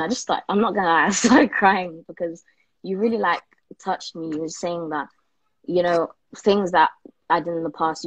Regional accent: London, United Kingdom; I'm from London, UK

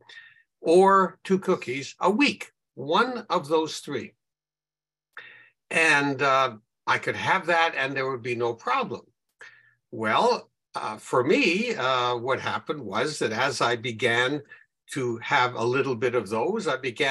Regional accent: Winnipeg, Manitoba, Canada; I'm from Winnipeg, Canada, where it's a lot colder than it is, I think, in Australia

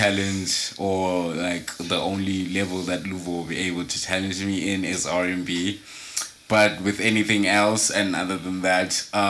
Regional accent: Australia; But okay, because I'm Australian.

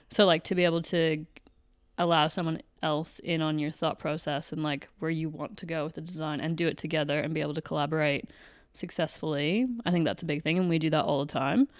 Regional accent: Canada; moved away as an adult; I am Canadian. So, I've lived here for eight years

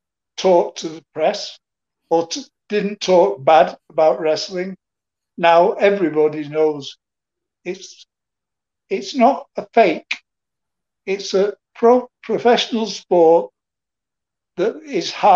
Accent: Manchester, North West England, United Kingdom; in my hometown, Manchester, Bellevue

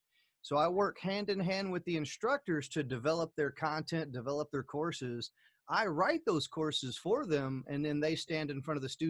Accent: Germany; born there; I was born in Germany, and you know, and once again, traveling from Germany to the U.S.

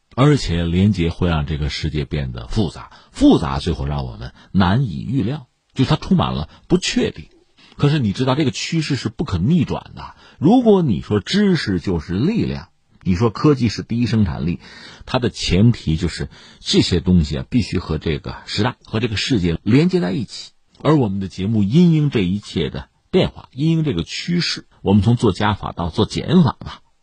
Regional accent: China; 他要告诉我们中国人是海洋民族

